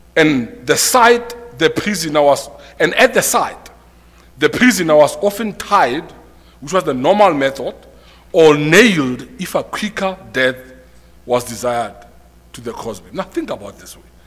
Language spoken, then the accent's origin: English; South Africa; as a South African